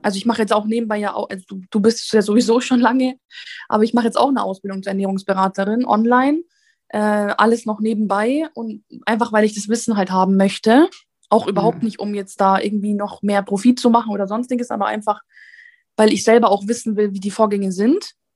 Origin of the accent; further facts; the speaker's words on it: Italy; ich bin Italienerin